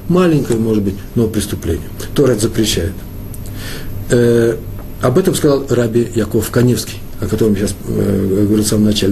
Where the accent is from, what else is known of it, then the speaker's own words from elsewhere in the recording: Moscow, Russia; я москвич